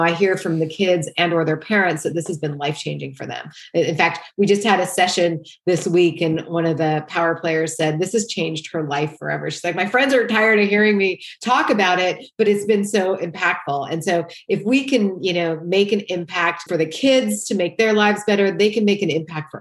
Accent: Great Falls, Montana, United States; moved away as an adult; also born or lived in Boulder, Colorado; I grew up in Great Falls, Montana

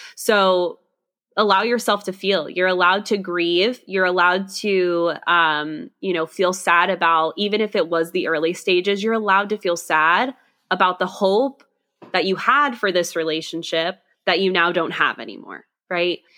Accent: Scotland, United Kingdom; I am Scottish

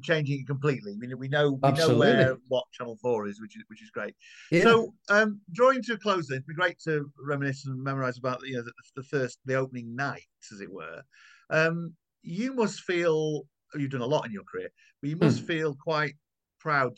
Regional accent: Yorkshire and the Humber, United Kingdom; I grew up watching him in Yorkshire

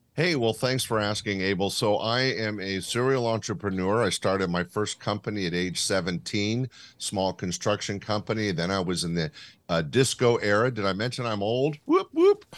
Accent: Sacramento, California, United States; my hometown of Sacramento

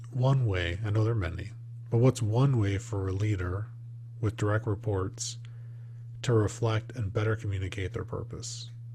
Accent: Midwest, United States; I grew up in the Midwest

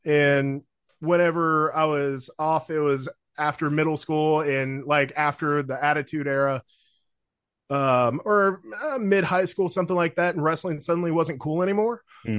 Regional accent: Paducah, Kentucky, United States; But as I say that, I love my hometown.

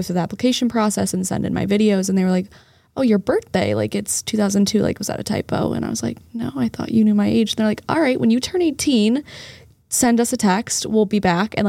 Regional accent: Evanston, Illinois, United States; moved away as an adult; now in Boston, United States; If people know where Northwestern's campus is, that's right around where I grew up

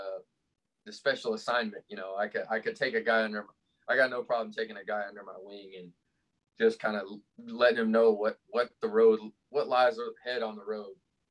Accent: Lexington, Kentucky, United States; I grew up in Lexington, Kentucky.

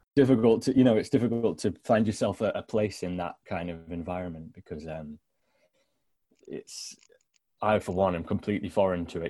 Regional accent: Sherwood Forest, East Midlands, United Kingdom; now in Newcastle upon Tyne, United Kingdom; I was born in Sherwood Forest

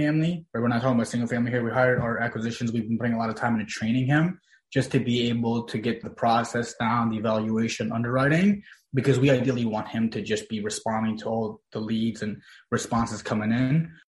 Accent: Virginia, United States; the areas that we grew up in here in Virginia

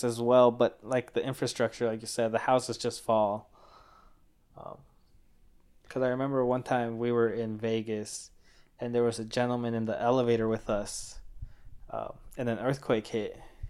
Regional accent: Mexico; born there; because I was born in Mexico and my dad built a house in Mexico a couple years ago.

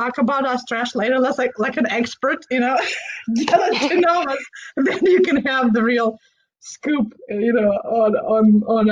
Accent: Moldova; now in Pacific Northwest, United States; I grew up in Moldova. We are a wine country

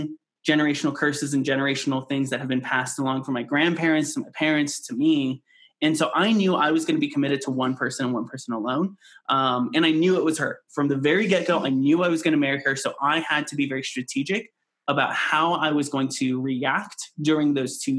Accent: California, United States; moved away as an adult; now in Colorado Springs, United States; We grew up in California though, so it's very multicultural.

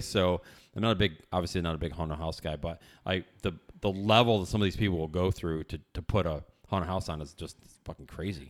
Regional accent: upstate New York, United States; born or raised there

